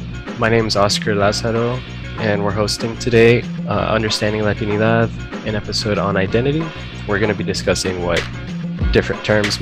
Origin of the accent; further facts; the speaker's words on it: Houston, Texas, United States; I am from Texas. So I was born and raised in Houston, been here for a long, long time, and that's kind of shaped my experience.